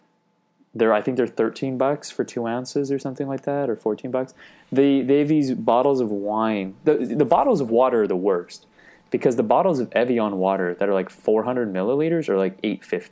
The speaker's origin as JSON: {"language": "English", "town": "London", "region": "Ontario", "country": "Canada", "tie": "born or raised there", "said": "And I'm from London."}